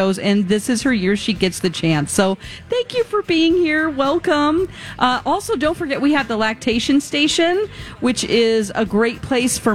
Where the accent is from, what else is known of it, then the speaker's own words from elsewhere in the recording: Springfield, Missouri, United States; now in Minnesota, United States; I'm from Springfield, Missouri